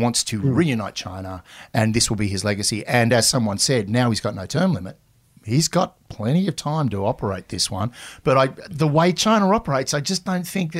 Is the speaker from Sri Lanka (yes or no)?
no; Australia; we're Australian